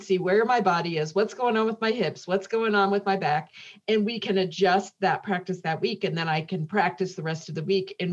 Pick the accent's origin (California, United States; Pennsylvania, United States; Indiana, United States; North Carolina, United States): Indiana, United States; growing up in Indiana, in the Midwest